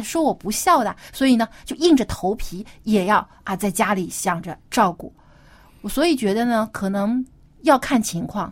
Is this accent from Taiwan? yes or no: no; China; 我们中国人是非常注重这个家庭观